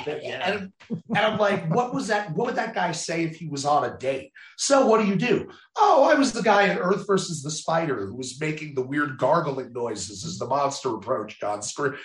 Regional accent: New Jersey, United States; moved away; I'm originally from New Jersey

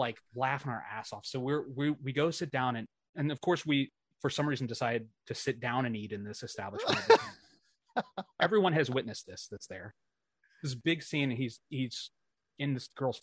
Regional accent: East Coast, United States; We're from the East Coast

